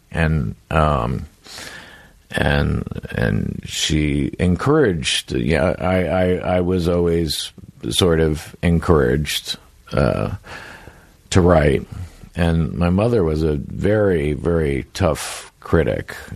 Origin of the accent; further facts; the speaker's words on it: California, United States; And being a Northern Californian, we we look down our noses at Los Angeles and Angelinos